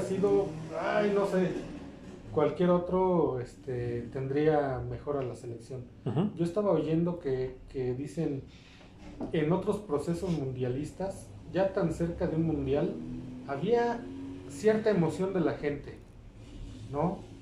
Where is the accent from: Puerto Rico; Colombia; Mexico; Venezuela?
Mexico; como aficionados, como mexicanos